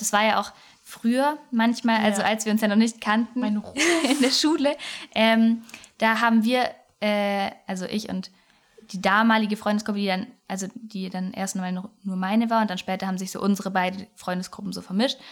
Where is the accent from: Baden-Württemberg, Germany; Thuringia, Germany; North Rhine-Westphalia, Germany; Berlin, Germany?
Baden-Württemberg, Germany; Swabia; accent: Swabian; an unserem Dialekt, den wir gerade so gut eingebaut haben, merkt man ja schon mal, dass wir ähm, aus dem Süden des Ländles kommen